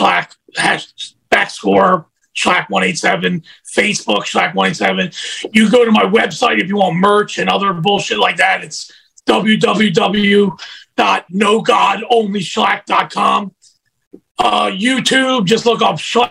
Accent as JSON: {"language": "English", "town": "Atlantic City", "region": "New Jersey", "country": "United States", "said": "I'm from Atlantic City"}